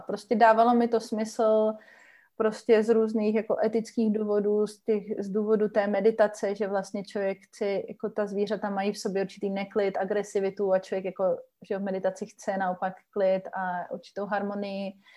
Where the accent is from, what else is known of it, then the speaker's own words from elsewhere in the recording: Czechia; jsem vlastně jako z České republiky